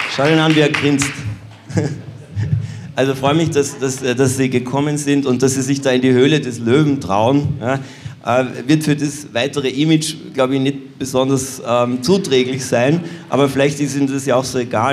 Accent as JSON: {"language": "German", "country": "Austria", "said": "in meinem Heimatland Österreich"}